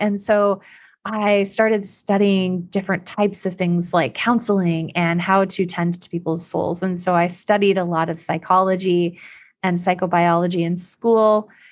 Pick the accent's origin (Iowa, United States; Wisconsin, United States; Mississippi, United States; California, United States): Iowa, United States; moved away as an adult; also born or lived in Illinois; I'm from Iowa.